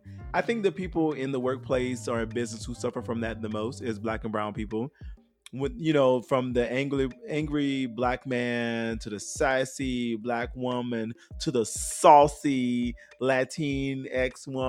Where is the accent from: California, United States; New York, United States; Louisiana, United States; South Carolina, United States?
Louisiana, United States; New Orleans; I'm from New Orleans, ho.